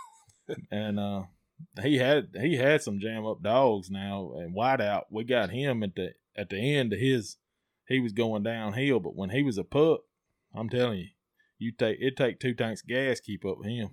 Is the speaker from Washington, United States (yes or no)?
no; Amory, Mississippi, United States; from Amory, uh, 38 years old.